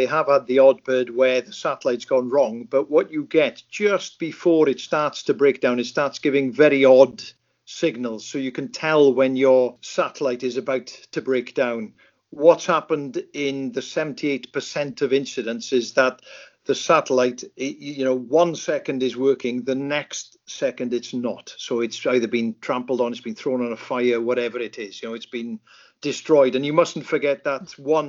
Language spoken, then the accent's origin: English; Lake Vyrnwy, Mid Wales, United Kingdom; when I grew up in Lake Vyrnwy in Mid Wales there